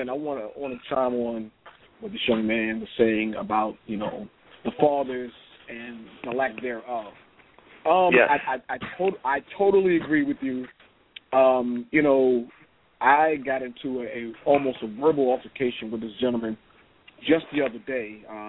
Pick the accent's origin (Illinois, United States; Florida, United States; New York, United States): New York, United States; New York City; Back when we were growing up in Pomonok